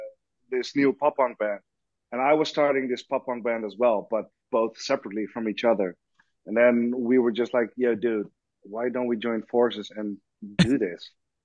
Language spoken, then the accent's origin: English; Netherlands